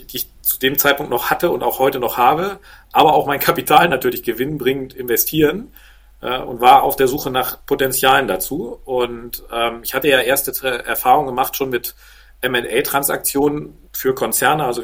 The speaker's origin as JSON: {"language": "German", "region": "Hamburg", "country": "Germany", "tie": "born or raised there", "moved": "yes", "lives_now": "Handewitt, Germany", "said": "Ich bin gebürtiger Hamburger und seit mittlerweile ja, fast 15 Jahren Wahl- Flensburger, äh, genauer gesagt sogar Waal-Handewitter äh, in einem Vorort von Flensburg."}